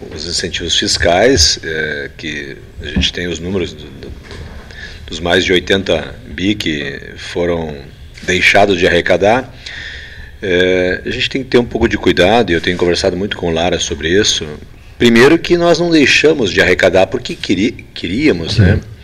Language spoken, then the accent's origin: Portuguese; Igrejinha, Rio Grande do Sul, Brazil; Depois a gente foi embora com nossos pais, então, para a cidade de Igrejinha e lá construímos a nossa vida política, profissional